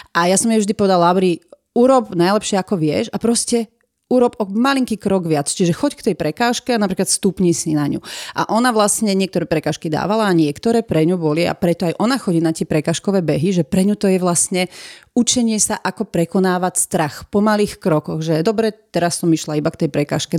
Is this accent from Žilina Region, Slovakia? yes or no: no; Piešťany, Trnava Region, Slovakia; Ja som vlastne z Piešťan, to bolo celé sídlisko juh.